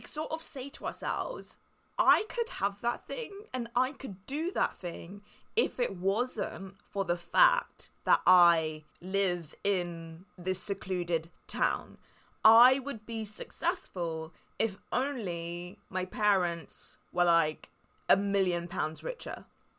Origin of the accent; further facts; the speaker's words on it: Spain; But since I grew up in a quiet town in Spain, it means that I don't know anyone and I don't have any contacts.